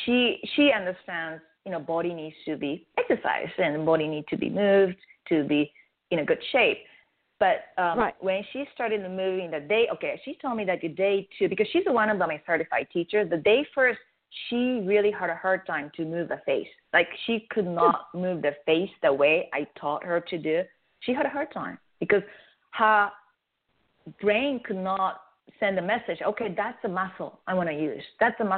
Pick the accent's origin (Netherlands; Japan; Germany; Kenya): Japan; first language Japanese; English is a second language; now in United States; I'm from Japan, and I speak Japanese as my native tongue